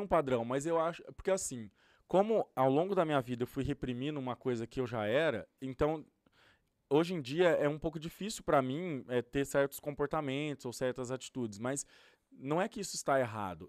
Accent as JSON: {"language": "Portuguese", "town": "Ribeirão Preto", "region": "São Paulo", "country": "Brazil", "moved": "as an adult", "lives_now": "California, United States", "said": "no Brasil, eu sou de Ribeirão Preto, interior de São são Paulo"}